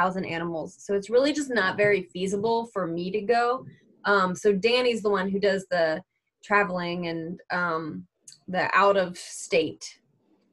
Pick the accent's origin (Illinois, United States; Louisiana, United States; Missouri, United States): Louisiana, United States; Lake Charles; I'm from Lake Charles